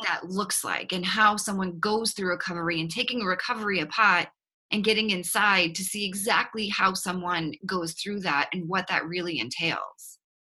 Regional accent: Boston, Massachusetts, United States; accent: Boston; now in Austin, United States; you will pick up on a slight accent uh, that is not from Texas. It's actually from Boston, Massachusetts.

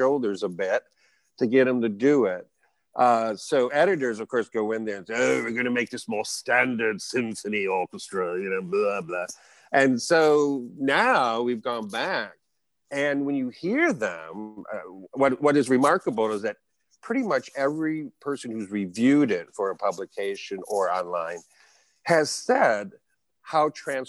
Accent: Bay City, Michigan, United States; Bay City, Michigan, my hometown

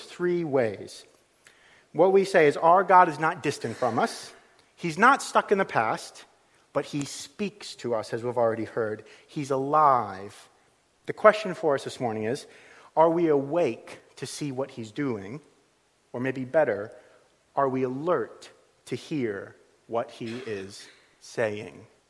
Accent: United States; moved away as an adult; also born or lived in Liverpool; now in Suffolk, United Kingdom; I'm from the United States

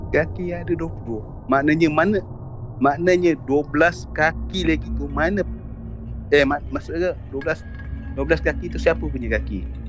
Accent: Kuala Selangor, Selangor, Malaysia; kampung aku dekat Kuala Selangor

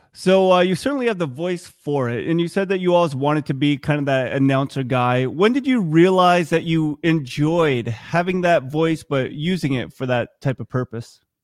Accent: Vermont, United States; I grew up in Vermont

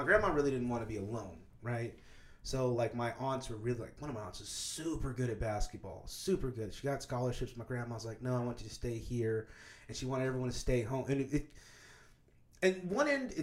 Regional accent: Kansas, United States; moved away; I grew up in Kansas

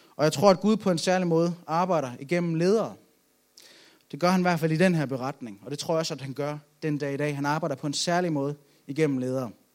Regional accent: Aalborg, North Denmark Region, Denmark; Jeg er fra Aalborg

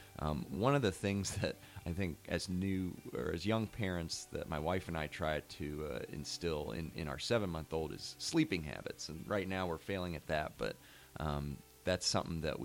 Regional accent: West Chester, Ohio, United States; now in Mason, United States; I grew up close by in Westchester

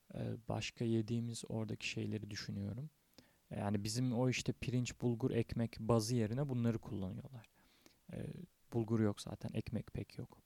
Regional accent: Turkey

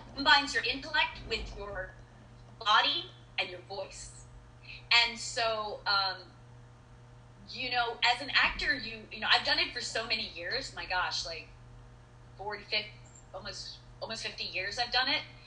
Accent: East Coast, United States; I'm from the East Coast

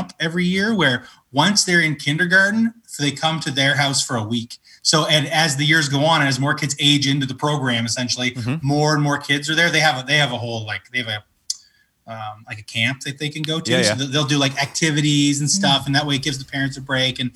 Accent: Canada; I'm a good Canadian

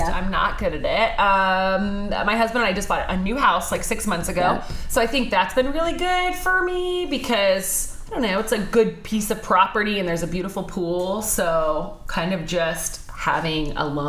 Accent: Orange County, California, United States; I grew up in Orange County. I'm the oldest of four girls, so I was automatically raised the toughest just because I'm the oldest.

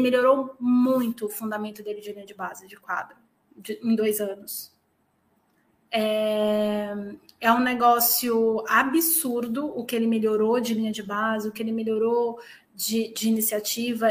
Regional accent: São Paulo, Brazil; moved away as an adult; also born or lived in Minas Gerais; now in Portugal; eu sou paulistana e eu sou paulistana mesmo

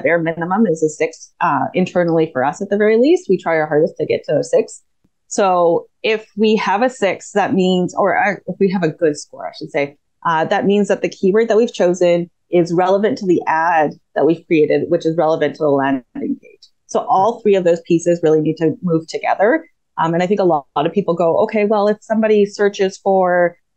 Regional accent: Canada; I'm Canadian

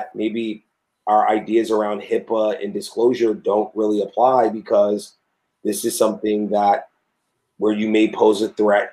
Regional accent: New York City, New York, United States; as a New Yorker

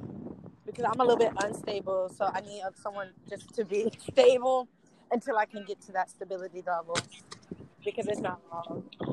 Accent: Jones Creek, Georgia, United States; I'm from Jones Creek, Georgia. I'm a digital marketing major for the music, preferably in music industry. I go to Georgia State University.

